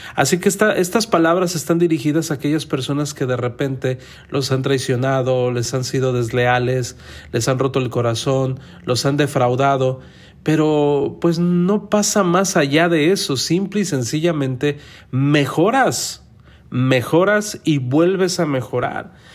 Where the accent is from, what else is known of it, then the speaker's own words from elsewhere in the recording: Mexico; yo soy mexicano. En México a nosotros nos enseñaron